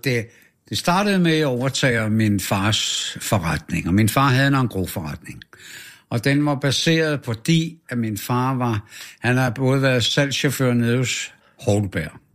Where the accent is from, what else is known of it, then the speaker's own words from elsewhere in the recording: Frederiksberg, Capital Region of Denmark, Denmark; also born or lived in Kastrup, Amager; jeg er født på Frederiksberg, på Asaliavej